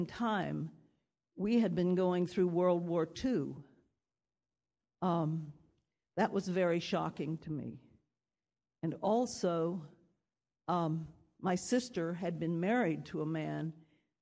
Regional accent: Oklahoma, United States; moved away; I was born in Oklahoma

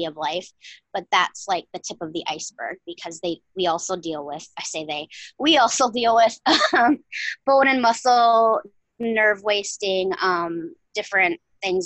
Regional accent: Wisconsin, United States; I born and reared a Wisconsin girl. I'm a northern girl for sure, of the ice and tundra

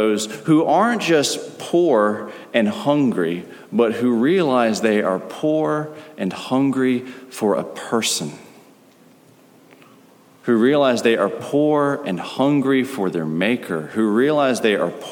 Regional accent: United States; As an American

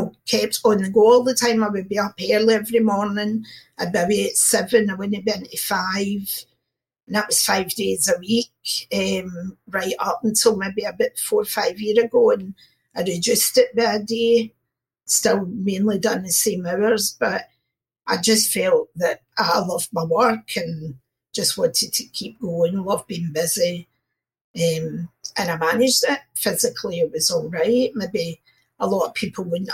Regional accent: Glasgow, Scotland, United Kingdom; I'm from Glasgow in Scotland.

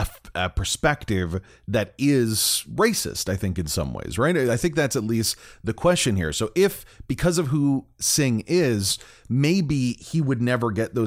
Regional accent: Canada; it makes me feel bad as a Canadian

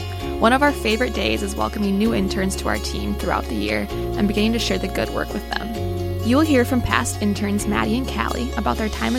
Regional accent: Minnetonka, Minnesota, United States; So I am originally from the Minneapolis area, Minnetonka specifically, and I worked at a boat marina for several years.

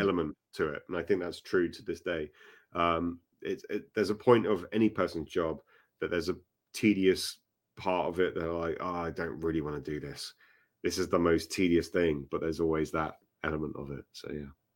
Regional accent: Acton, London, United Kingdom; Acton was where I used to, um, live, basically. uh, my, my hometown, essentially

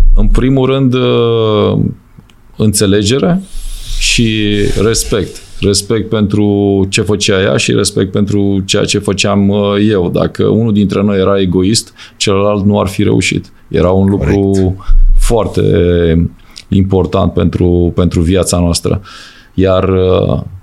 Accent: Romania; moved away as an adult; also born or lived in Austria / Germany; ca român să prinzi locuri bune ca antrenor

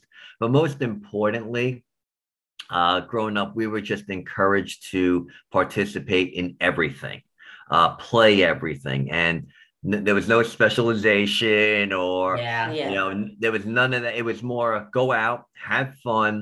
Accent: New York City, New York, United States; I was born and raised in the Bronx

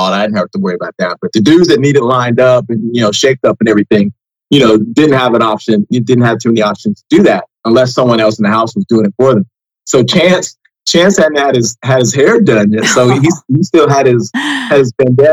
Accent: Southern Illinois, United States; also born or lived in Indianapolis, Indiana / Miami, Florida; now in Washington DC area, United States; Grew up in Southern Illinois

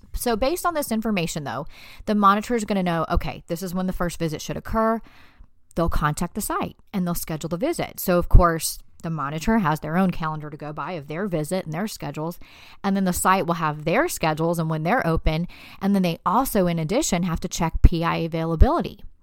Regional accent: Fayetteville, North Carolina, United States; I'm from Fayetteville, North Carolina, so we don't even have to parallel park to get our license.

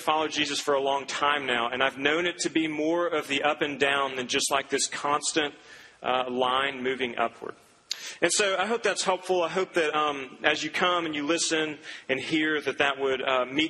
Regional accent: Duncan, Oklahoma, United States; Growing up, I grew up in Duncan, Oklahoma, a small little oil town in southern Oklahoma

